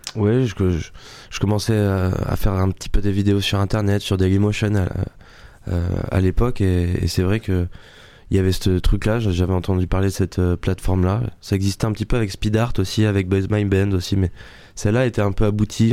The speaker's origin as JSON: {"language": "French", "town": "Le Bugue", "region": "Nouvelle-Aquitaine", "country": "France", "tie": "born or raised there", "accent": "southern", "moved": "yes", "lives_now": "Paris, France", "said": "Le Bug, c'est ma petite, c'est mon petit village"}